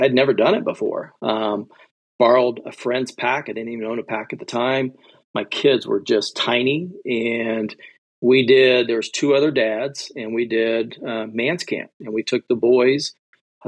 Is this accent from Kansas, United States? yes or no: yes; Kansas, United States; now in Idaho, United States; I like to say I'm a flatliner because I grew up in Kansas